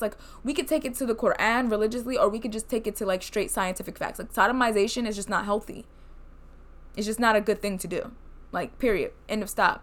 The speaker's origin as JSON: {"language": "English", "country": "United States", "said": "I'm Black from America"}